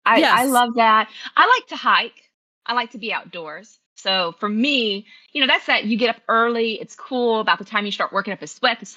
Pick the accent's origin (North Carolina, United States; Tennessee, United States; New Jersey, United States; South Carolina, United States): Tennessee, United States; I grew up in Tennessee, was raised in Tennessee, so we mostly kind of get all four seasons.